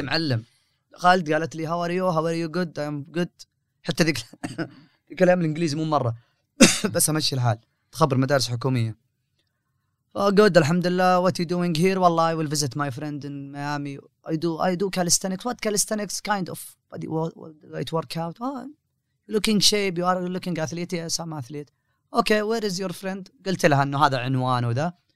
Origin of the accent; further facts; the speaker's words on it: Riyadh, Riyadh Province, Saudi Arabia; انا من حكم اني من اهل الرياض وجالس في الرياض